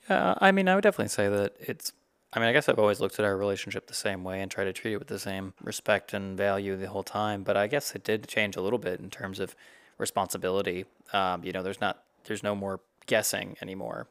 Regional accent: South Carolina, United States; moved away as an adult; also born or lived in Ohio / Texas / Georgia; we were raised in the South Carolina area as kids

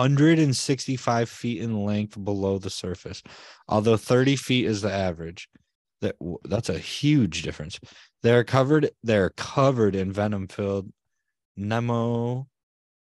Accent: United States; I'm American

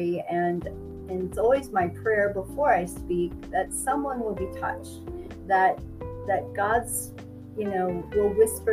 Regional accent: Midwest, United States; moved away as an adult; now in Mexico; I grew up in the Midwest

